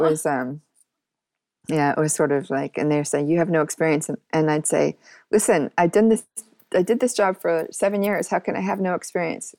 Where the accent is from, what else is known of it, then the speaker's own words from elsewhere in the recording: Seattle, Washington, United States; moved away as an adult; also born or lived in New York; now in Amsterdam, Netherlands; originally I was born in Seattle